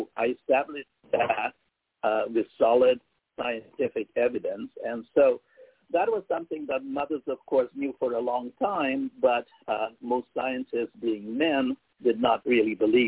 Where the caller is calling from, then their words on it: Canada; I am in Canada. I'm in Canada.